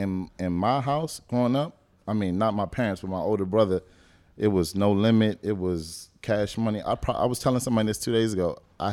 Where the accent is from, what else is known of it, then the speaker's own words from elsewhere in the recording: the South, United States; I mean, technically, we're from the South.